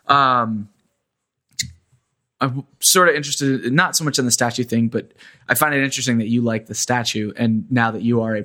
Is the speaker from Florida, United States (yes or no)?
yes; Kissimmee, Florida, United States; moved away as an adult; now in New York, United States; I grew up in Kissimmee